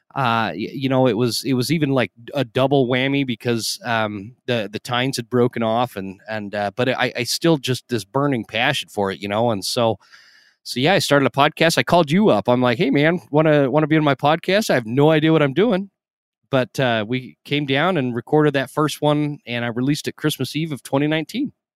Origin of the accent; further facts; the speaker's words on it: Idaho, Utah, United States; I grew up in Utah in Idaho